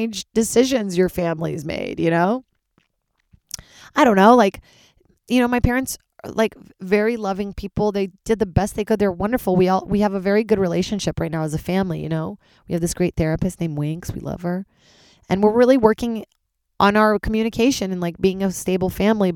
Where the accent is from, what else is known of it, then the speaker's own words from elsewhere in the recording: Charlottesville, Virginia, United States; moved away; also born or lived in Brazil; Charlottesville, Virginia, my hometown after Brazil